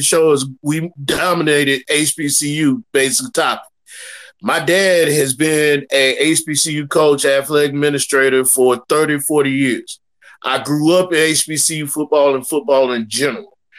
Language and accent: English; Nashville, Tennessee, United States; I'm from Nashville